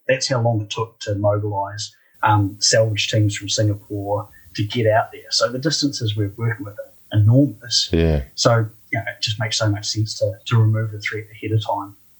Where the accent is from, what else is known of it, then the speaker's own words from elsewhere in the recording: Christchurch, Canterbury, New Zealand; also born or lived in Dunedin, New Zealand; I'm a Kiwi